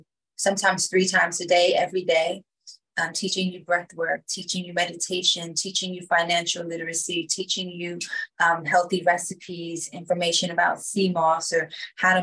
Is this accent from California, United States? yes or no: no; Washington, District of Columbia, United States; come from Washington, D.C. So when I grew up, it was the murder capital.